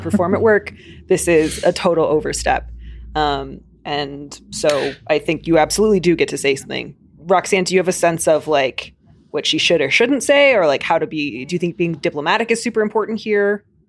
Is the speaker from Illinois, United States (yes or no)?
yes; Chicago, Illinois, United States; accent: Chicago; My stupid Chicago accent's gonna come back